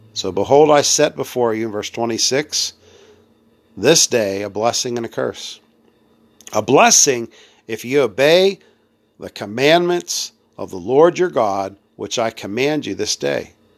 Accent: United States; I'm being American

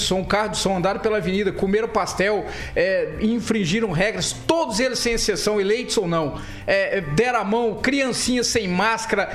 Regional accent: Maringá, Paraná, Brazil; Eu sou de Maringá

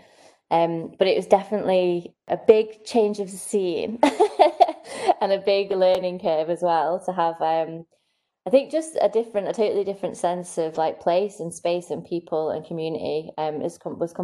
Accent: Manchester, North West England, United Kingdom; moved away as an adult; also born or lived in Newcastle / Leicester / Portsmouth; now in Caithness, United Kingdom; I was born in Manchester.

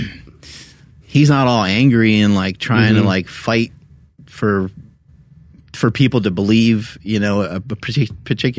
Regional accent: United States; I'm American

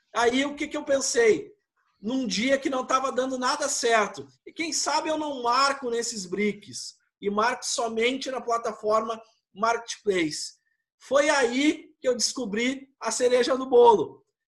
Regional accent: Porto Alegre, Rio Grande do Sul, Brazil; Nós somos gaúchos

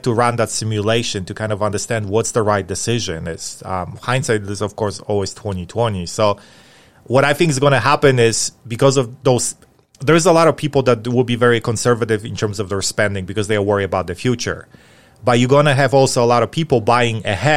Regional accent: Atlanta, Georgia, United States; in Atlanta, in my hometown

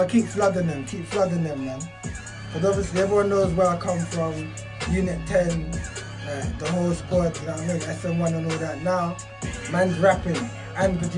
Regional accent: London, United Kingdom; I'm from Warfords, quite close to Peckham

